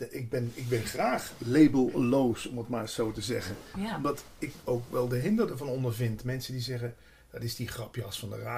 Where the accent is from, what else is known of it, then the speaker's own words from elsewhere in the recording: Limburg, Netherlands; In het begin schaamde ik me zo ook toen ik bij de Landelijke Radio kwam, dat ik uit Limburg kwam. Dat ik maar gewoon zei dat ik uit Brabant kwam.